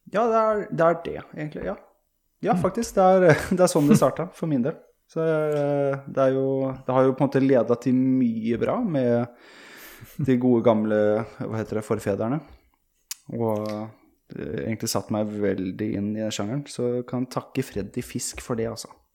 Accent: Sweden; moved away; jeg er født og oppvokst i Sverige

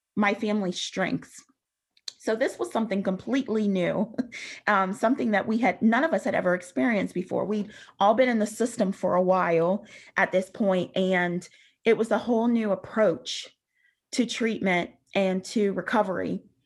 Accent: Western Pennsylvania, United States; I grew up in Western Pennsylvania in a pretty rural area

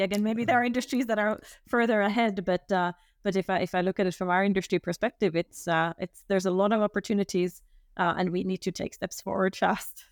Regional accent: Finland; now in Switzerland; I'm originally from Finland

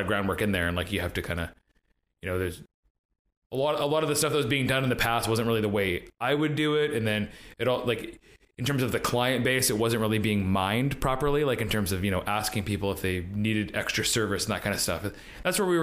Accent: Coquitlam, British Columbia, Canada; also born or lived in North Vancouver; I grew up in Coquitlam

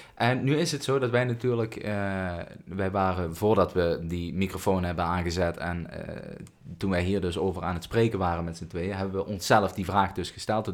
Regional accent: Netherlands; als ik, geboren bent als Nederlander

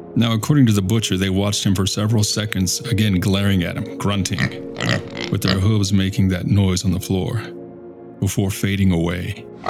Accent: Victoria, Texas, United States; I grew up in South Texas, Victoria to be precise

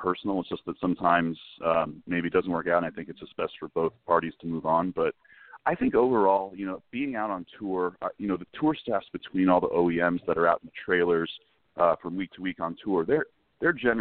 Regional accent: San Diego, California, United States; I grew up in San Diego

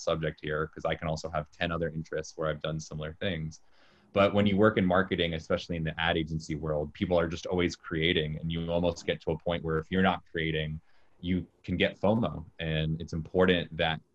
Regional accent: Jacksonville, Florida, United States; moved away as an adult; now in New York City, United States; I'm from Jacksonville, Florida.

